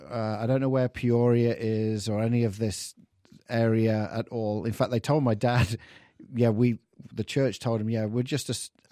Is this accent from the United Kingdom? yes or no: yes; England, United Kingdom; accent: English; I've lost my English accent.